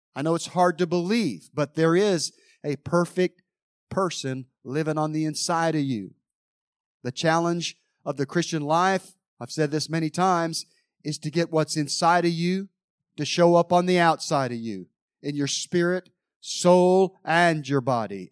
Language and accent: English; Mount Airy, North Carolina, United States; growing up in Mount Airy, North Carolina